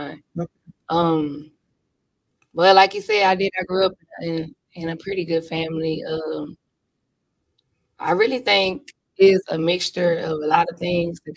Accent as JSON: {"language": "English", "town": "Dallas", "region": "Texas", "country": "United States", "said": "I am from Dallas, Texas"}